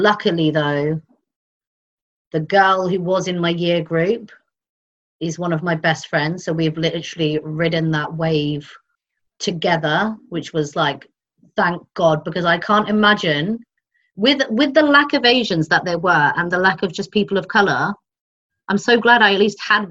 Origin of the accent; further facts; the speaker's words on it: Ipswich, East of England, United Kingdom; moved away as an adult; also born or lived in Hull / Nottingham / Bombay; now in Mumbai, India; Grown up in Ipswich until I was 19.